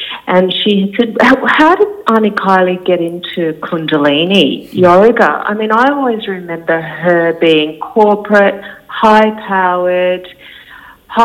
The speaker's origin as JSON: {"language": "English", "area": "Sunshine Coast", "region": "Queensland", "country": "Australia", "tie": "born or raised there", "said": "I was born on the Sunshine Coast in Queensland, and my parents had 8 children all together"}